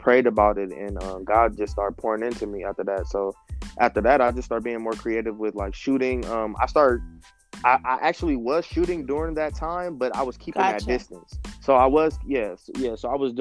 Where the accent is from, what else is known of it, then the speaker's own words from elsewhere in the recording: Los Angeles, California, United States; also born or lived in Compton; I lived in Compton for a short time, and then I officially moved to Los Angeles, but I grew up in Los Angeles.